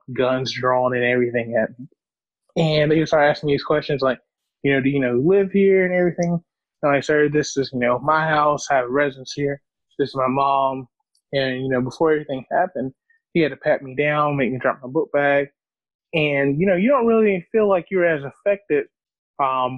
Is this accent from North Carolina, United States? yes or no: yes; Gastonia, North Carolina, United States; I'm from Gastonia, North Carolina. It's a smaller town outside of Charlotte, North Carolina